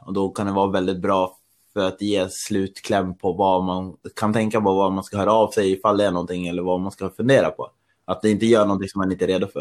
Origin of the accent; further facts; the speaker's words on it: Östersund, Jämtland, Sweden; now in Stockholm, Sweden; jag är ju jag är från Östersund, men jag bor i Stockholm